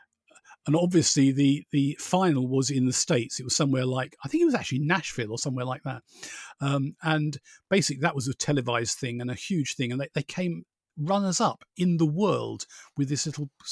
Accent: Borehamwood, East of England, United Kingdom; I grew up in Boreham Wood, which is basically generally known around the world as Elstree

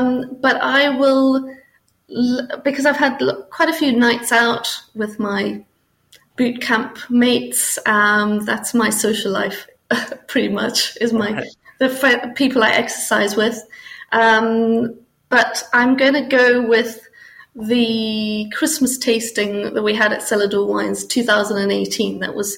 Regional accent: Botswana; also born or lived in Namibia; I grew up in Botswana and Namibia, and we used to drive to the coast, drive to Cape Town or Durban in South Africa

